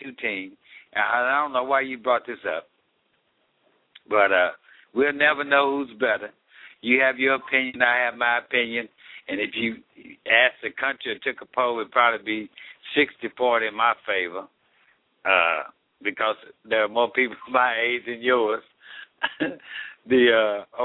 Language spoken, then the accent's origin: English; United States; I'm American